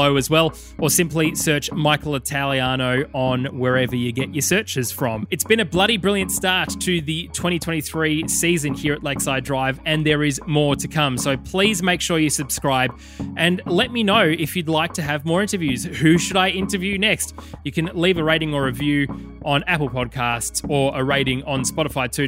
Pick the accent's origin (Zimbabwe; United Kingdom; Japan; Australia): Australia; as Australian fans generally